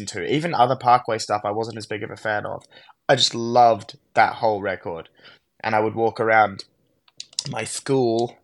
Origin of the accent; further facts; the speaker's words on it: Canberra, Australian Capital Territory, Australia; I'm from Canberra